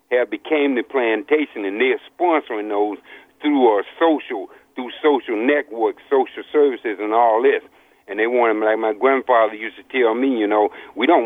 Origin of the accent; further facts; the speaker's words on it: Louisiana, United States; also born or lived in New Orleans; I was born, I was born in Louisiana, been in New Orleans, all up and down that Gulf State, you know, the swamp